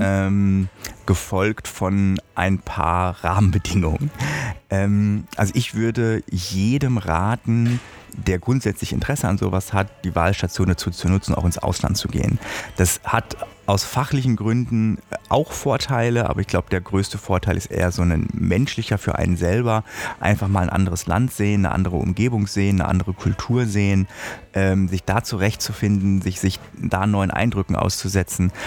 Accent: Germany; bei uns in Deutschland

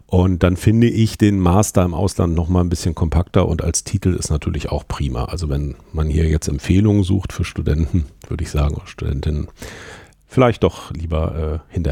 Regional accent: Hanover, Lower Saxony, Germany; moved away as an adult; Ich bin aus Hannover weggegangen, bin dann nach

